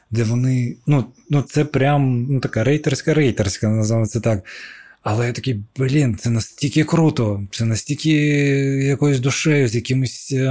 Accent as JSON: {"language": "Ukrainian", "region": "Crimea", "country": "Ukraine", "said": "Я такий, ну я знаю, я кримський татарин, да? нас там е, шестеро в класі."}